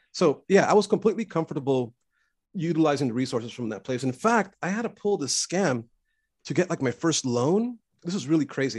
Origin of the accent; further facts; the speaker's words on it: Los Angeles, California, United States; growing up in East LA, and my parents were immigrants